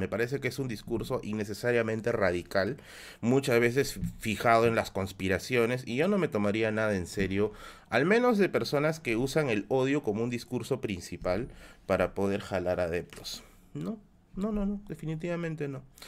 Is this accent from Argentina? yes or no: no; Tacna, Peru; moved away; also born or lived in Villa El Salvador, Lima, Peru; mi tierra, mi tierra, Tacna es mi tierra. Tacna es la tierra en la cual yo, yo nací